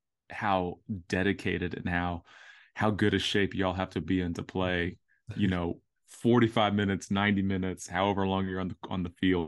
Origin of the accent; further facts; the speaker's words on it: Orlando, Florida, United States; now in Nashville, United States; Orlando. Yeah, so I grew up in Orlando.